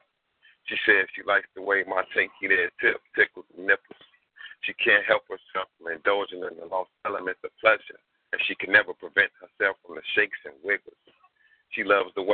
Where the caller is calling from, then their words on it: Chicago, Illinois, United States; I'm calling from the east side of Chi